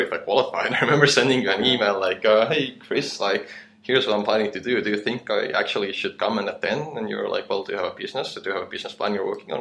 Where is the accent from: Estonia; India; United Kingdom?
Estonia; moved away as an adult; now in Chiang Mai, Thailand; I come from Estonia